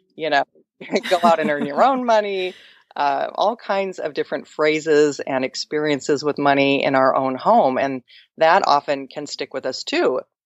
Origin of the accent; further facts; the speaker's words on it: Mercer Island, Washington, United States; where I grew up in Seattle, I grew up on an island called Mercer Island